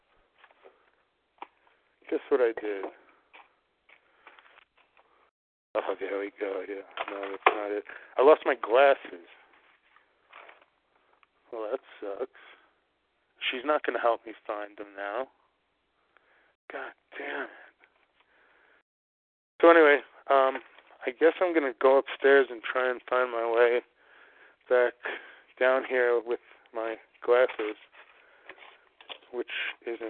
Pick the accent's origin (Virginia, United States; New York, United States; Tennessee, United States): New York, United States; now in New England, United States; I'm from New York